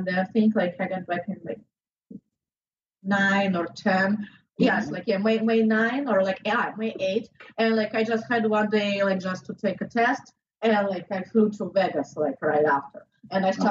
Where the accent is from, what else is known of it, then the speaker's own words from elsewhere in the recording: southern Russia, Russia; English is a second language; also born or lived in Florida; now in Miami, United States; I'm from South Russia.